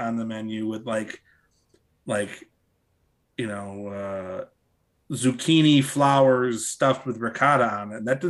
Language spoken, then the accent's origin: English; Chester/Delaware County, Philly area, Pennsylvania, United States; born or raised there